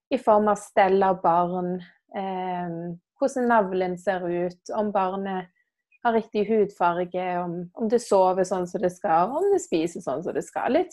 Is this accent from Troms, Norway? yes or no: no; Stavanger, Rogaland, Norway; er eh, fra Stavanger.